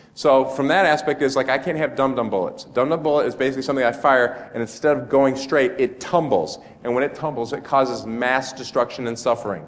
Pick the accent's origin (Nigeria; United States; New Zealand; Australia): United States; a state called Illinois, which is really lousy because my home state's right next to it